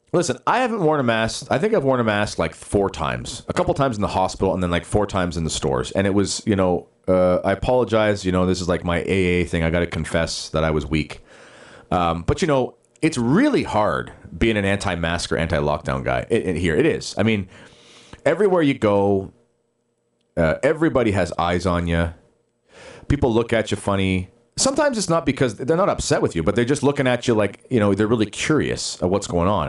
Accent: Justin Bieber's hometown, Ontario, Canada; born or raised there

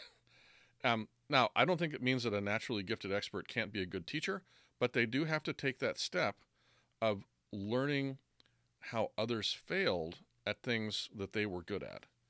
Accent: United States; I'm American

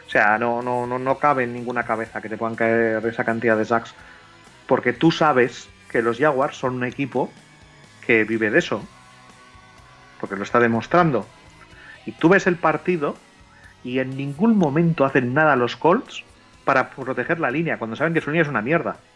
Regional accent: Catalonia, Spain; Como soy catalán.

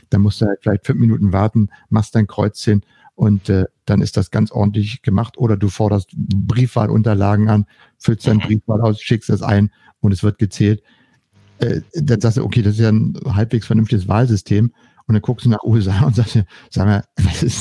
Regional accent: Berlin, Germany; ich bin ja in, in Berlin-West aufgewachsen und für uns waren die Amerikaner die Schutzmächte.

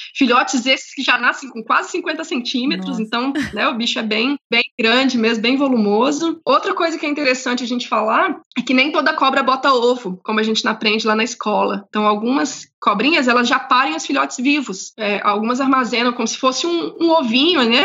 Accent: interior of Goiás, Brazil; moved away; Eu, eu morei no interior de Goiás, eu sou de Goiás

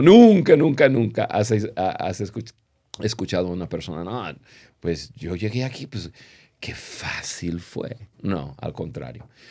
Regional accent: United States; Spanish is a second language; moved away as an adult; also born or lived in Latin America; siendo gringos

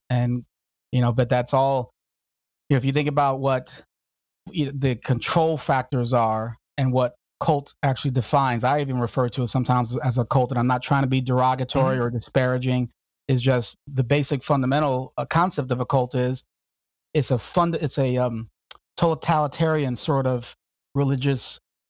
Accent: Houston, Texas, United States; also born or lived in Chicago / Phoenix; I was born in the South Side of Chicago. In my early years, maybe 3 or 4, my parents divorced and we moved to Houston. Houston for about 2 years, I think it was. And then from Houston to the other extreme, the dry extreme of Phoenix, Arizona

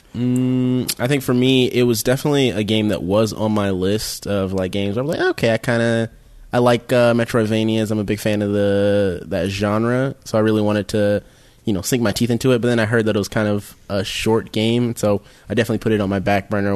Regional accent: Atlanta, Georgia, United States; I am from Atlanta, hot Atlanta

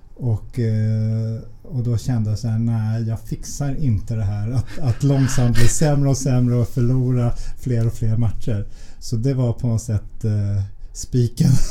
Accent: Stockholm, Stockholm County, Sweden; Vi är uppvuxna i, i Vällingby-Nälsta-området

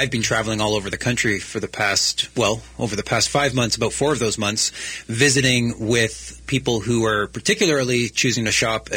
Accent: Canada; now in British Columbia, Canada; I'm a Canadian

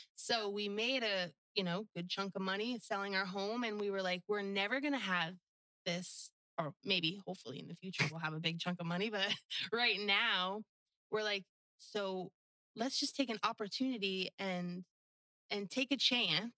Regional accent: New Jersey, United States; moved away as an adult; also born or lived in Florida Keys; now in Pine Island, United States; the house I grew up in in New Jersey

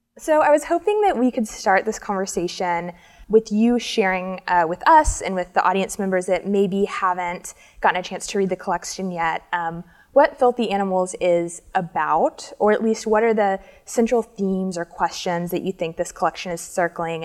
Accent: Alabama, United States; we're both from Alabama.

